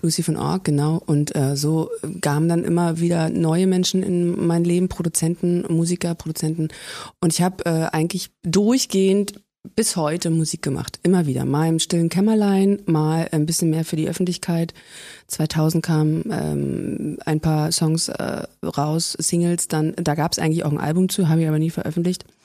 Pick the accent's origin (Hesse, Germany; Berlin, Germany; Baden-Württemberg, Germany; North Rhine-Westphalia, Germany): Berlin, Germany; also born or lived in Zossen, Brandenburg; Und ich bin ja Berliner.